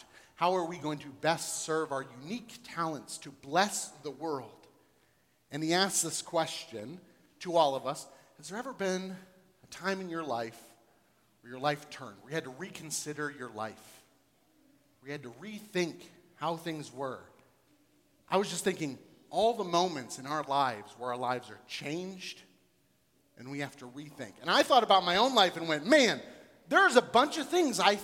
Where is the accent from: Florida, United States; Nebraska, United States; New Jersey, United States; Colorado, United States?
Florida, United States; moved away as an adult; also born or lived in Columbus, Ohio / Texas / North Dakota; now in Cincinnati, United States; I was born and raised in Florida, so was my wife